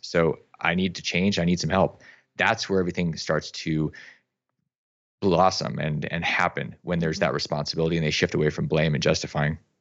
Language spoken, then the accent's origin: English; Alaska, United States; I grew up in Alaska